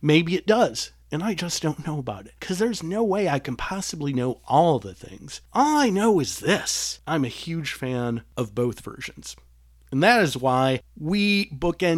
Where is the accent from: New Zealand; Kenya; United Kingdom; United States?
United States; Detroit, Michigan; moved away; my hometown of Detroit